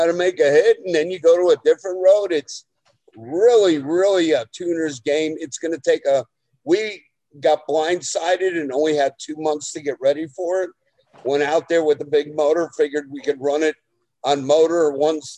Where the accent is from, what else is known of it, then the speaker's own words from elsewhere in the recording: New Jersey, United States; I'm from Jersey